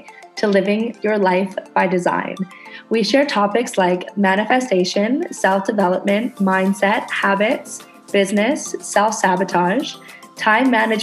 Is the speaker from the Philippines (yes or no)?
no; Canada; moved away as an adult; now in Indonesia